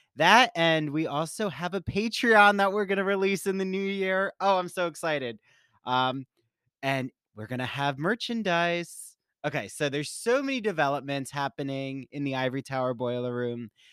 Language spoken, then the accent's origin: English; Washington Township, New Jersey, United States; moved away as an adult; now in Long Island, United States; where I grew up in Washington Township